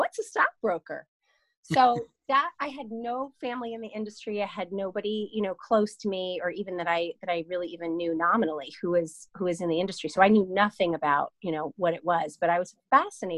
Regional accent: Long Island, New York, United States; I'm from Long Island

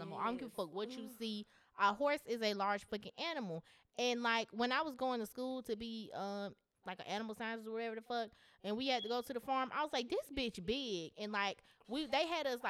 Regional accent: Grant, United States; I'm from Grant, both of us are from, you know, a country place.

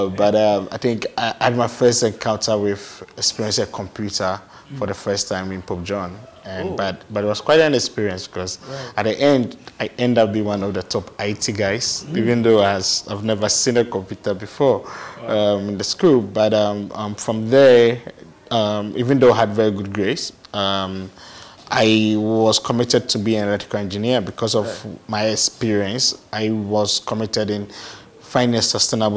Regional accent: Asamankese, Eastern Region, Ghana; also born or lived in Accra; But I had the chance to be raised by my grandmom in our hometown. Asamankese.

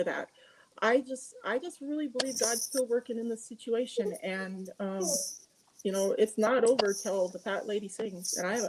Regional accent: Montana, United States; moved away; I am from Montana. I spent most of my life in Montana.

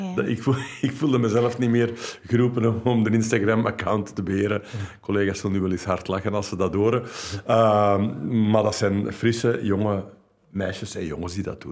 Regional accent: Flanders, Belgium

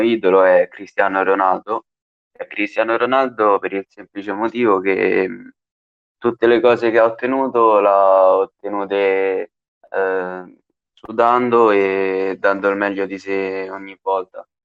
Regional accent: Bassano Romano, Lazio, Italy; Io ho iniziato a giocare nel mio paese quando avevo sei anni, ci ho giocato per tre anni qui a, nella società di Bassano Romano

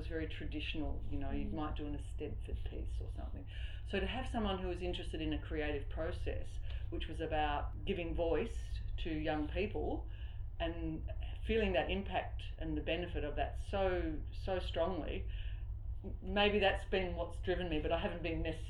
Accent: Swan Hill, Victoria, Australia; I come from Swan Hill originally

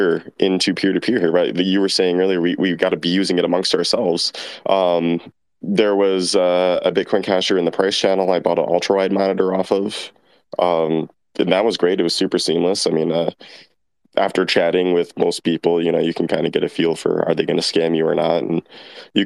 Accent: United States; here in my hometown in the US

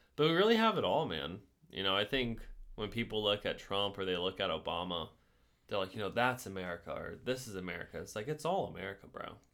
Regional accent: United States

